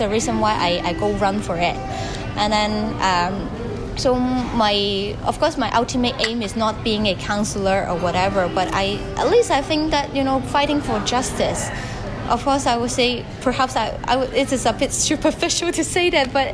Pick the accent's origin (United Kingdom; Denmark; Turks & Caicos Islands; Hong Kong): Hong Kong; I grew up in Hong Kong. I was born in here, and now I'm 29 years old.